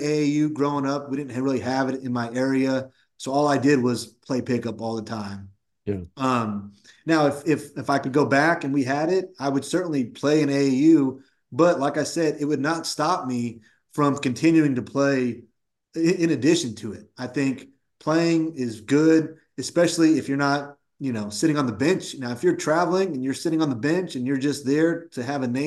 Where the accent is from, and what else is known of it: Woodland, California, United States; born or raised there